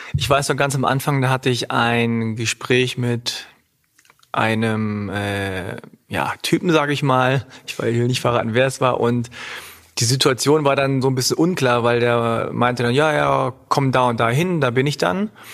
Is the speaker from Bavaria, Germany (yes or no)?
no; Hanover, Lower Saxony, Germany; accent: Hochdeutsch; also born or lived in Göttingen; meine Eltern kommen aus Korea, aber ich bin in Deutschland geboren und aufgewachsen